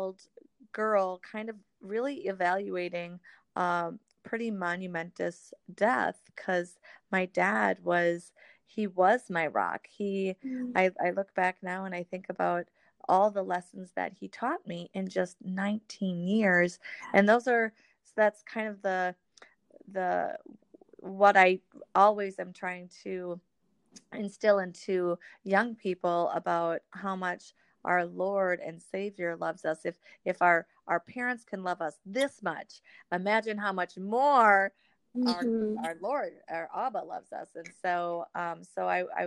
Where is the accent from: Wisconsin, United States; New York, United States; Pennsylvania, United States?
Wisconsin, United States; moved away as an adult; also born or lived in Washington State / Missouri; I grew up, yes, up here in Wisconsin. I was born and raised